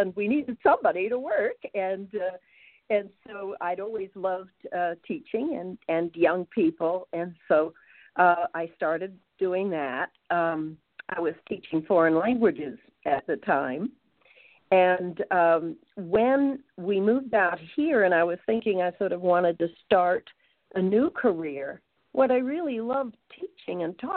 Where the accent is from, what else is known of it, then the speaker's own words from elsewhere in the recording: Long Island, New York, United States; moved away as an adult; now in St. Louis, United States; I grew up on Long Island